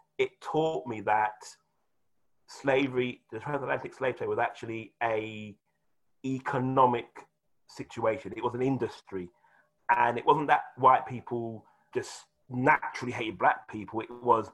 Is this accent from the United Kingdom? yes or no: yes; England, United Kingdom; I'm English